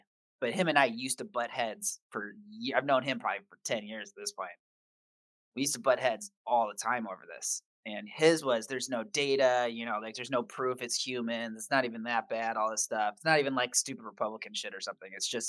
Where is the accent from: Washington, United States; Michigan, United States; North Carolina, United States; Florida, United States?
Michigan, United States; moved away; because I come from Michigan where it's, you know, snowy, very snowy. And I grew up with lots of snow, snow days from school.